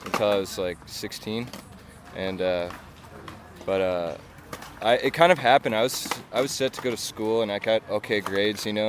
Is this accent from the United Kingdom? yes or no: no; San Diego, California, United States; I'm from San Diego, California